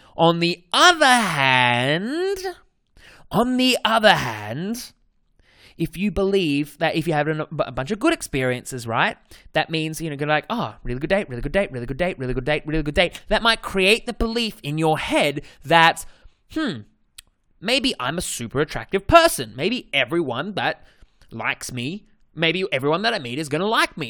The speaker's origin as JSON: {"language": "English", "country": "Australia", "accent": "Australian", "said": "my Australian accent"}